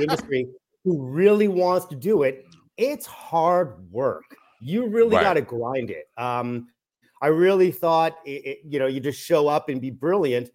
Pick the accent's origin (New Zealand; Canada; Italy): Canada; Toronto, Ontario; Toronto, Canada is my hometown, born, bred, and raised